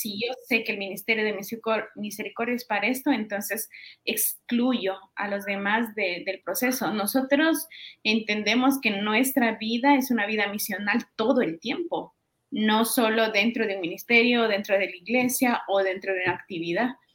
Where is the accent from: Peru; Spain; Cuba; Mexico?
Peru; moved away as an adult; also born or lived in Guatemala; now in Guatemala City, Guatemala; yo vengo de Perú, estoy ya hace ocho años en Guatemala